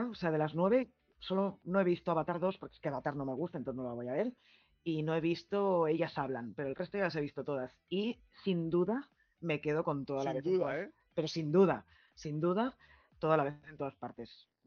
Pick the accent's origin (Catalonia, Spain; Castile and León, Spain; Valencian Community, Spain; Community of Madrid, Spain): Catalonia, Spain; Barcelona; Somos todos de Barcelona. Ahora, Elizabeth es de Málaga, pero el resto somos de Barcelona.